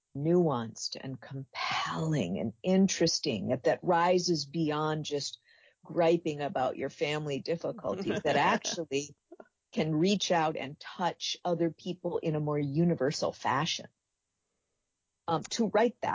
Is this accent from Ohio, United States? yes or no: no; Minneapolis, Minnesota, United States; I was raised in the Twin Cities